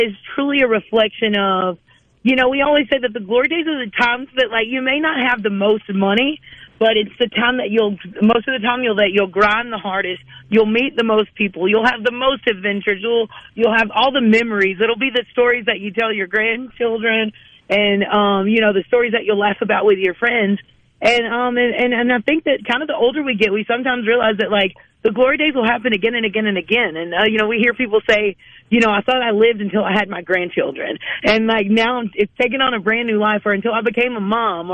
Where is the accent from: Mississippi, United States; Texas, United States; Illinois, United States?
Mississippi, United States